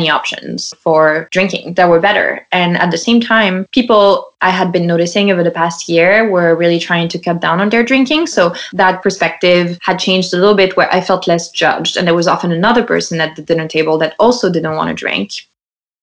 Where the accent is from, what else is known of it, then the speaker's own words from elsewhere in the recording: Lyon, Auvergne-Rhône-Alpes, France; English is a second language; moved away as an adult; also born or lived in New York, United States; now in United States; I grew up in Lyon